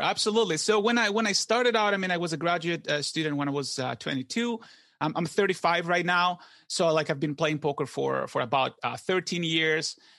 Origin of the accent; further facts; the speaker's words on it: Greece; moved away as an adult; I wasn't born here. I was born in Greece, and I came here for graduate school